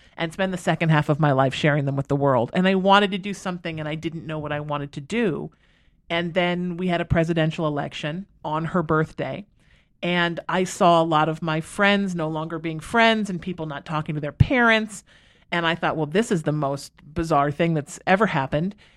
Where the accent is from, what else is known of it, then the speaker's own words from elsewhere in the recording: Huntington Beach, California, United States; I grew up, we moved here when I was 13. I grew up in Huntington Beach